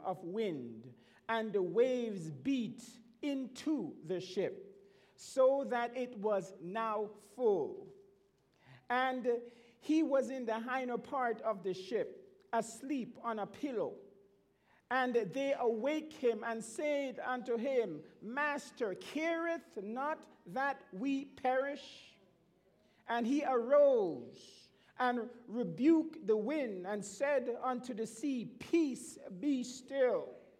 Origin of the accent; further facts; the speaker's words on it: Montreal, Quebec, Canada; when I was a young man growing up in Montreal, the north end of Montreal, attending the Norwood Seventh-day Adventist Church.